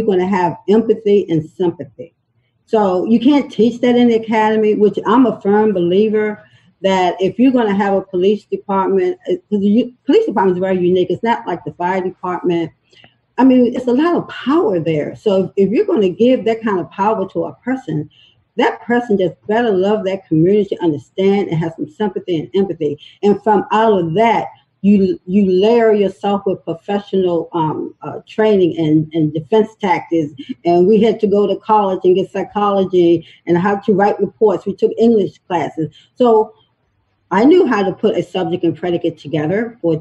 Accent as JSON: {"language": "English", "town": "Baltimore", "region": "Maryland", "country": "United States", "tie": "born or raised there", "said": "I'm a Baltimore native. I was born in East Baltimore, Carolina, East Preston Street."}